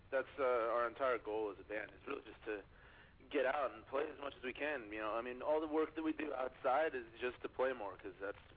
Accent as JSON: {"language": "English", "region": "New York", "country": "United States", "said": "Long Island, New York."}